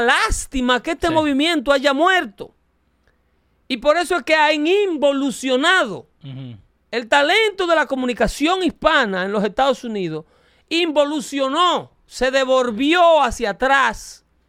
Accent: Dominican Republic; mi país, República Dominicana

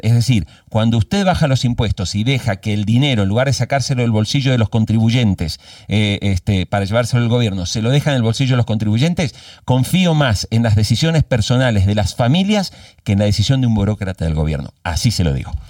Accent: Argentina

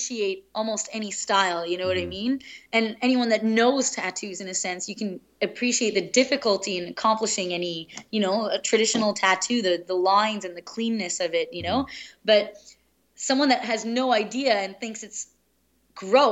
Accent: Pakistan; moved away; I was born in Pakistan

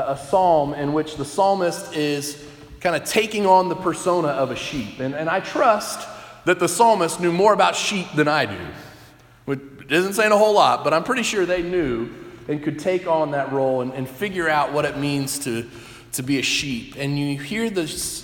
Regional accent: Texas, United States; moved away; Growing up in Texas, some of those stereotypes are true that you hear of Texans. I grew up in a city of about 1 million people

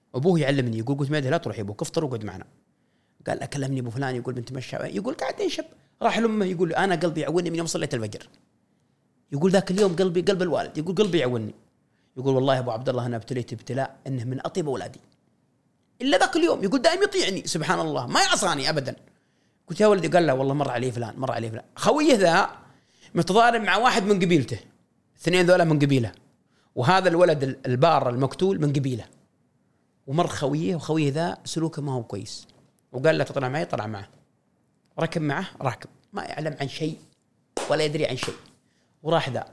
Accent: Saudi Arabia; هويتنا كسعوديين، ثقافتنا، لبسنا، سلومنا

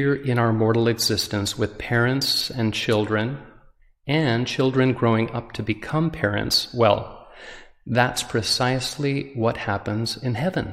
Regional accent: Utah, United States; I'm visiting from Utah, where I was born and raised

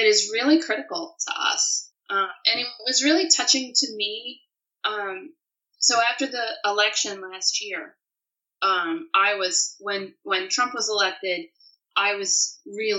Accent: Pennsylvania, United States; moved away as an adult; also born or lived in Jordan; where I grew up in Pennsylvania was very conservative

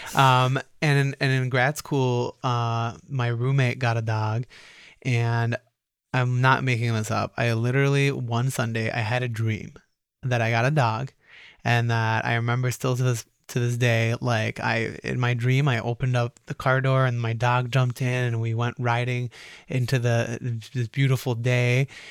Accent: Roseville, Minnesota, United States; also born or lived in Cairo, Egypt; when people ask where I grew up, I say in Roseville, Minnesota

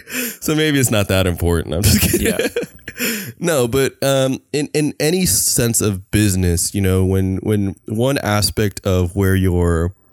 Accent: California, United States; we are like from the Bay Area

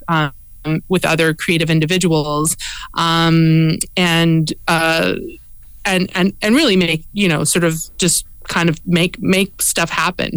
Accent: Edmonton, Alberta, Canada; moved away as an adult; also born or lived in Montreal; now in Toronto, Canada; I was born in um, in Alberta. I grew up in Edmonton

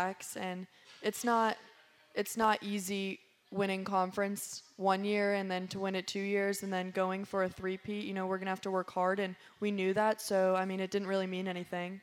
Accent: Wake Forest, North Carolina, United States; I loved growing up in Wake Forest

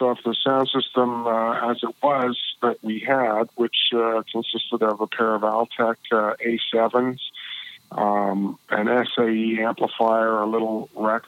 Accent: Toronto, Ontario, Canada; now in Nashville, United States; Born and raised in Toronto

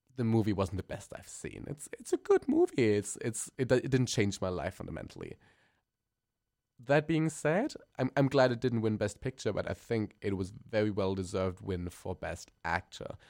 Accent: Germany; accent: German; English is a second language; I'm a German queen. We can tell my accent is really kicking

